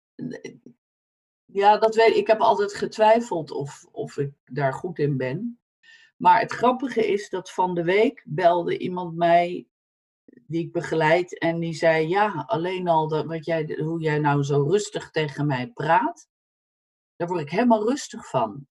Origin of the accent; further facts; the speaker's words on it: Netherlands; moved away as an adult; also born or lived in United States; als Nederlander